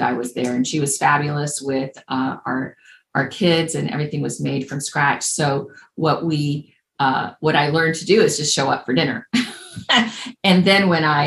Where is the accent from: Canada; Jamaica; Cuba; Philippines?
Cuba; English is a second language; moved away; also born or lived in Indianapolis, Indiana, United States; I was born in Cuba. My parents and their parents are from Spain. And we left in the mid-60s as refugees.